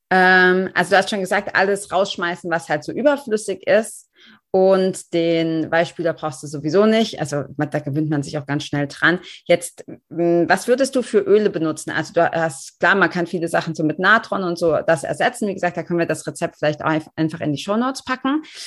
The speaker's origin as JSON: {"language": "German", "country": "Germany", "said": "als Deutsche oder hier in unseren Breitengraden"}